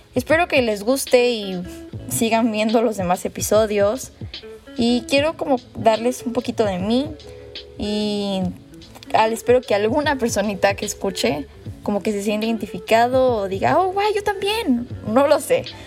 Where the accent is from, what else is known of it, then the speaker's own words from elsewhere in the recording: Mexico; soy súper mexicana